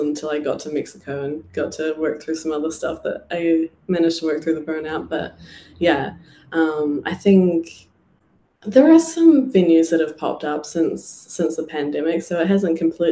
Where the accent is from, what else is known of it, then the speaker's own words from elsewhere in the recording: New Zealand; moved away as an adult; my hometown, there was a few places I played